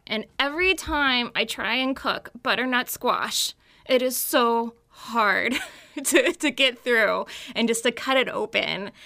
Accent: Texas, United States; now in Maryland, United States; I grew up in Texas

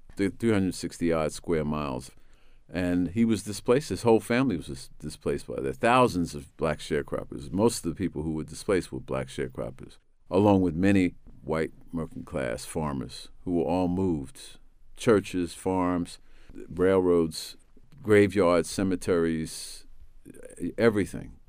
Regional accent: New York, United States; I'm from New York.

